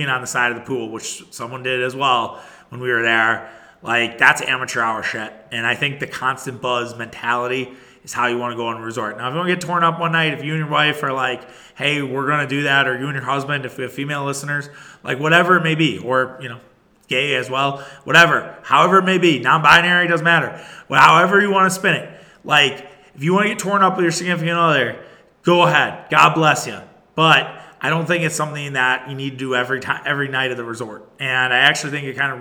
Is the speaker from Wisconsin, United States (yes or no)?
yes; Wisconsin, United States; we're from Wisconsin